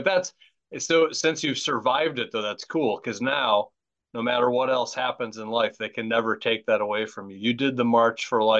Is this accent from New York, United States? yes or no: no; California, United States; at least for someone born and raised in Southern California.